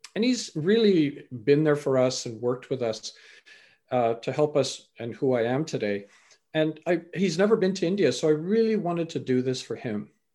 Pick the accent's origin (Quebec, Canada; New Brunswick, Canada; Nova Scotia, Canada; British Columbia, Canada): British Columbia, Canada; also born or lived in England; I was born in England, raised in Canada.